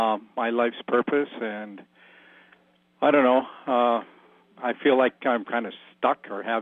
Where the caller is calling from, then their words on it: Alberta, Canada; From Southern Alberta, Canada.